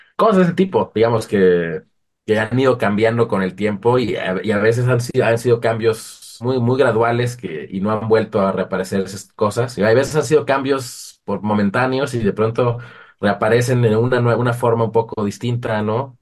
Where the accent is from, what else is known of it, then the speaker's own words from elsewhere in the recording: Mexico; also born or lived in Uppsala, Sweden; como mexicano